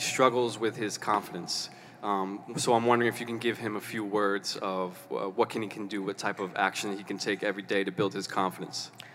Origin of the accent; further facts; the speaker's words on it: Orlando, Florida, United States; now in Kuala Lumpur, Malaysia; I'm originally from Orlando, Florida